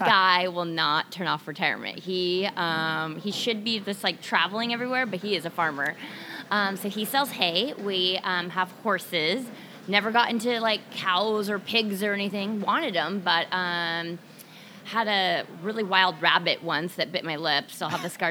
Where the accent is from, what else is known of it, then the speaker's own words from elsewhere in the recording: Cle Elum, Washington, United States; also born or lived in Lynnwood, Washington; now in Stanwood, United States; grew up in Clee Elum